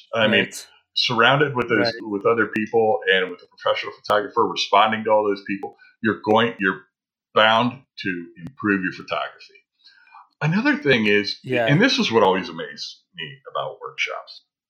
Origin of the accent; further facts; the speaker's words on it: Midwest, United States; Well, growing up in the Midwest, and dealing with that kind of snow and that horrible traction snow back there